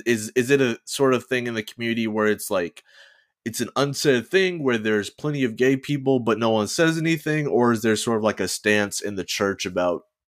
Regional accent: Georgia, United States; because I definitely did not have queer role models growing up in Georgia.

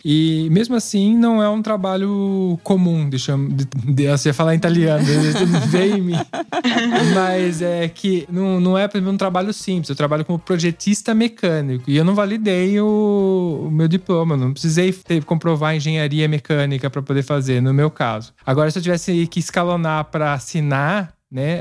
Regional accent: Brazil; moved away as an adult; now in Italy; a gente vem do Brasil

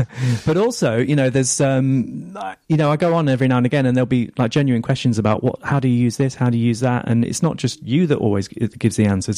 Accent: England, United Kingdom; accent: northern; I don't think my accent is that strong anymore, but every now and again, somebody who's not really used to a northern accent will pick up on it like you have.

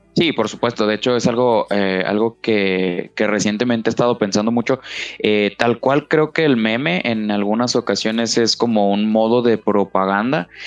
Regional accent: Guadalajara, Jalisco, Mexico; alguien de provincia como nosotros, pues que yo soy de Guadalajara

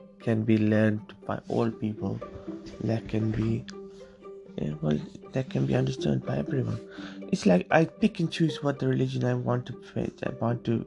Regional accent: Sri Lanka; also born or lived in England; now in United Kingdom; I'm from Sri Lanka, or some of us would like to call it Tamilalam

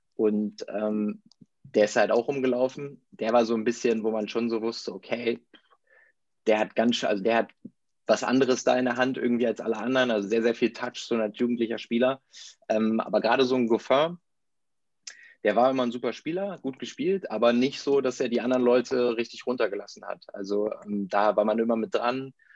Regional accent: Verden, Lower Saxony, Germany; ich komme aus Pferden, das ist so ein kleiner Ort in der Nähe von Bremen, so 30.000 äh, Einwohner

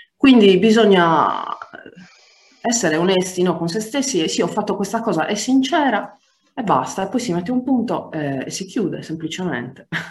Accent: Sardinia, Italy; moved away as an adult; also born or lived in Paris, France / Naples, Italy / Bultei, Sardinia; abbracciavo fortissimo la mia terra

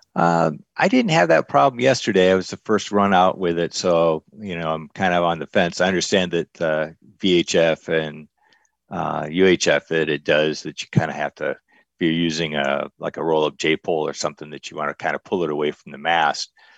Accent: Michigan, United States; moved away as an adult; now in Arizona, United States; I'm a transplant. I'm originally from Michigan. So I've been out in Arizona and the West for about the last forty years

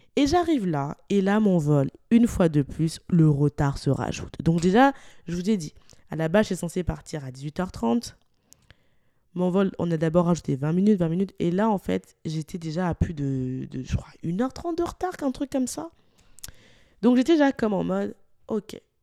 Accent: Lyon, Auvergne-Rhône-Alpes, France; moved away as an adult; now in Montreal, Canada; étant originaire de Lyon, je suis partie de Lyon

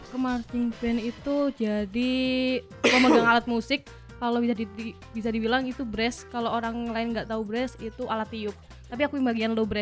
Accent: Malang, East Java, Indonesia; Tapi Malang, Malang Coret asli Kabupaten Malang.

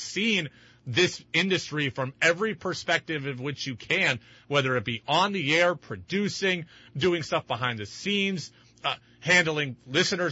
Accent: West Coast, United States; moved away; I grew up on the West Coast

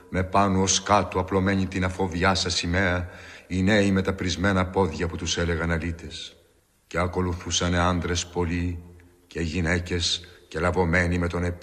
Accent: Crete, Greece; τη πατρίδα μου, τη Κρήτη.

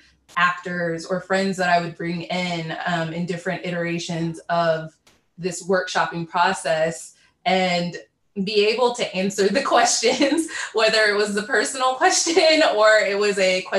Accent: Cincinnati, Ohio, United States; I am from Cincinnati, Ohio

